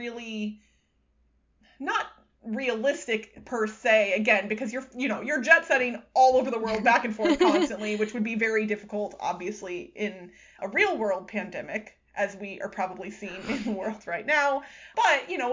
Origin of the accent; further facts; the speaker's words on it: Missouri and Iowa, United States; I grew up in Missouri and Iowa